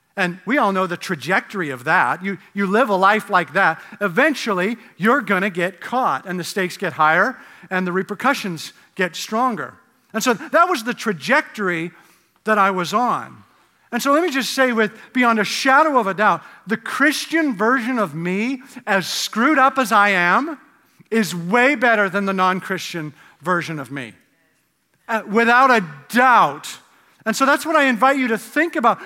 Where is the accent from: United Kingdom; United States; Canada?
Canada; moved away; I grew up in Canada where, uh, the drinking age was eighteen